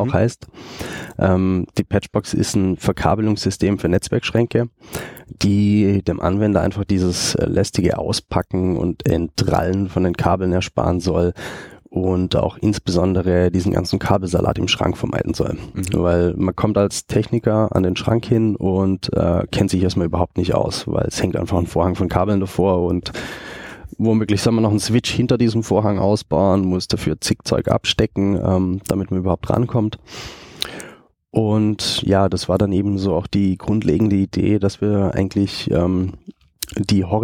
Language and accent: German; Germany; moved away as an adult; now in Austria; ähm, komme eigentlich aus Deutschland, bin arbeitstechnisch äh, 2009 mal nach Österreich gekommen